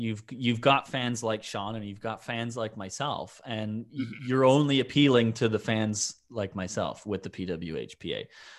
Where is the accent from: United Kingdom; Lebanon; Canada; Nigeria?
Canada; Toronto, Ontario; because they're from Toronto and I'm from Toronto and I like the women from Toronto